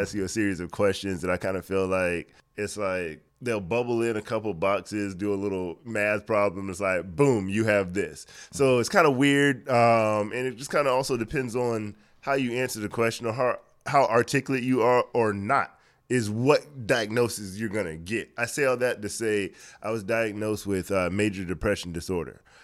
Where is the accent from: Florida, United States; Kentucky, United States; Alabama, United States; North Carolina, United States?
Florida, United States; Miami; moved away as an adult; also born or lived in Orlando, Florida; now in Atlanta, United States; born and raised in Miami, Florida. Lived there, uh, m, majority of my, well, all of my childhood, majority of my life